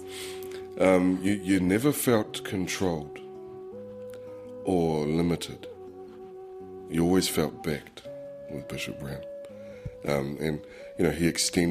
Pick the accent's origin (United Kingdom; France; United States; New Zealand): New Zealand; East Coast, Gisborne; also born or lived in Rotorua / Te Puia / Tokomaru Bay; I'm from Te Rāwhiti here. I'm born in Gisborne. Engari, if I could tipu mai au, I roto I Ngāti Pura. I grew up on the coast.